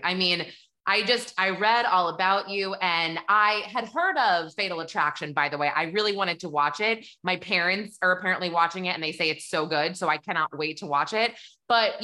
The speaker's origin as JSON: {"language": "English", "region": "New Hampshire", "country": "United States", "said": "I'm from New Hampshire."}